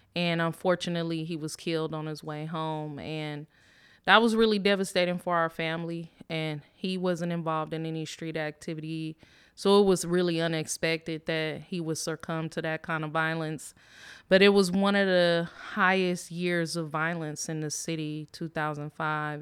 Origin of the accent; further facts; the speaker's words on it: Richmond, California, United States; I grew up in Richmond, um, Richmond, California